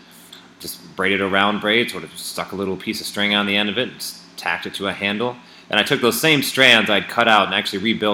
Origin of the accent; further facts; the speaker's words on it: Fall Creek, Wisconsin, United States; I grew up in Fall Creek, Wisconsin, which is a small town.